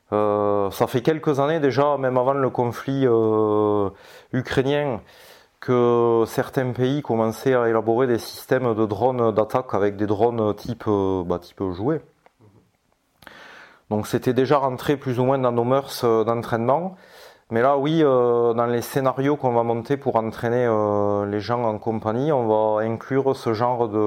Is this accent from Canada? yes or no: no; France; bon ben on est français avant tout, donc dans la communauté des, mineurs français